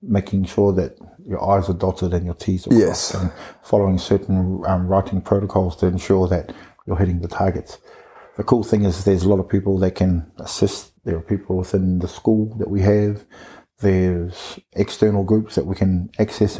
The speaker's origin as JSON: {"language": "English", "country": "New Zealand", "moved": "as an adult", "lives_now": "Australia", "said": "my home country. In New Zealand? Yeah, back there in NZ"}